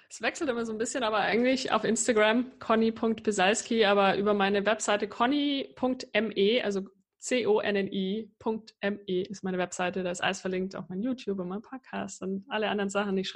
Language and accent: German; Germany; in meiner Verbindung zu, zu Deutschland, zu meinem Heimatland, auch zu der Sprache